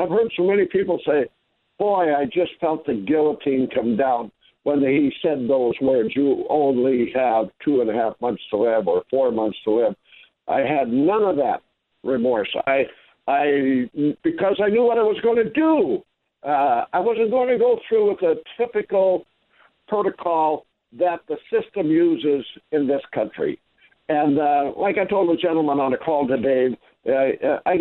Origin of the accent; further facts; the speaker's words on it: Midwest, United States; I grew up in the Midwest